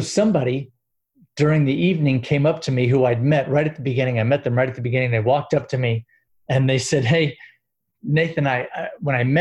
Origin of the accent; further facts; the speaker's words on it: Gainesville, Florida, United States; I'm from Gainesville, Florida, where the University of Florida is.